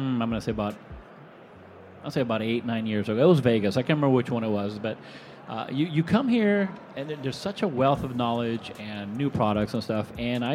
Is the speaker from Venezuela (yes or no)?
yes; Venezuela; also born or lived in Reno; now in Florida, United States; I was born and raised in Venezuela